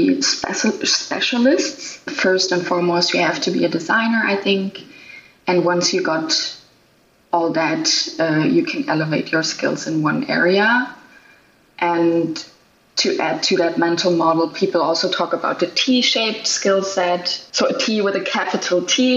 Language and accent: English; Germany; now in Canada; Originally, I am from Germany, nowadays living and working in Canada